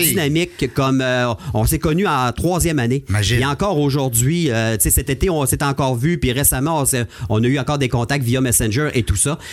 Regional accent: Chicoutimi, Quebec, Canada; je suis natif de Chicoutimi.

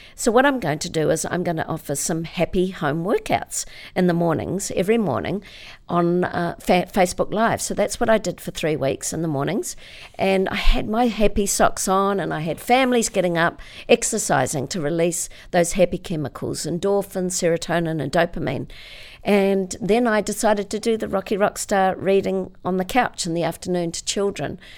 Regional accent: Auckland, New Zealand; I was born in Auckland

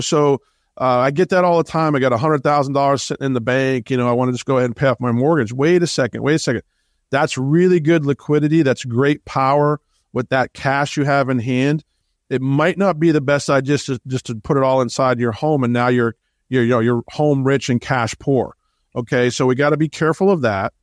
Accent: Boston, Massachusetts, United States; I grew up in Boston.

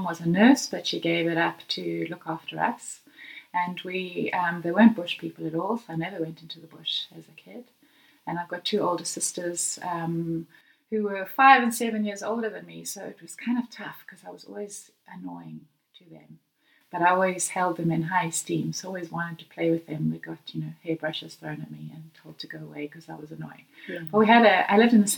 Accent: Johannesburg, Gauteng, South Africa; now in Greyton, South Africa; I was born in Johannesburg in 1969

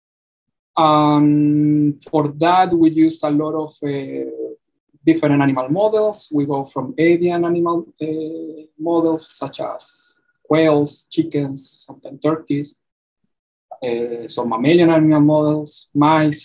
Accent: Chile; moved away as an adult; now in Georgia, United States; I got my PhD back in my home country, which is Chile

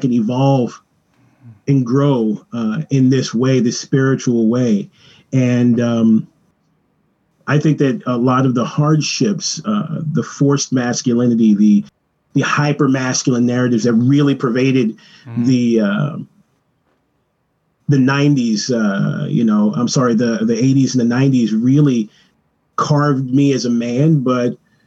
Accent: Los Angeles, California, United States; I was born in Venice Beach, California

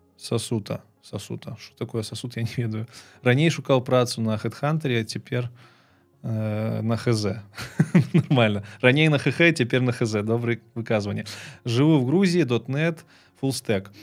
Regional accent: Belarus; moved away as an adult; also born or lived in Kyiv; now in Poland; так как я из Беларуси, я белорусским неплохо владею

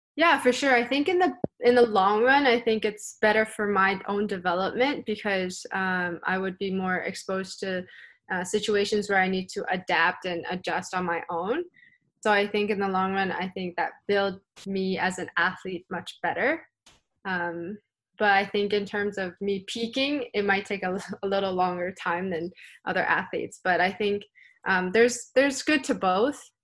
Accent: Canada; I am from the Pan Am region

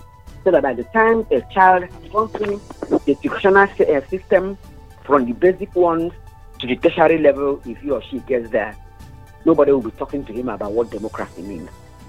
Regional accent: Nigeria; I see a person growing up in Nigeria.

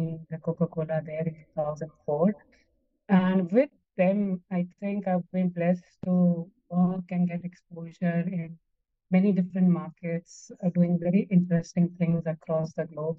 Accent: Ahmedabad, Gujarat, India; moved away as an adult; also born or lived in United States / Singapore; So I am born and brought up in India. I grew up in Ahmedabad, did my schooling mostly in Ahmedabad

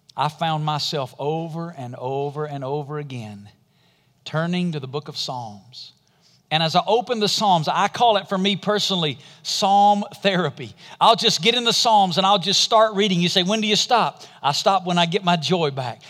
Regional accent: Alabama, United States; I'm from Alabama

